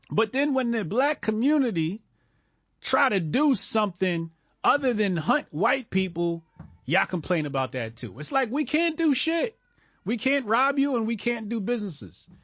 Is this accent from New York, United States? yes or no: no; New Jersey, United States; This is New Jersey. This is my home state.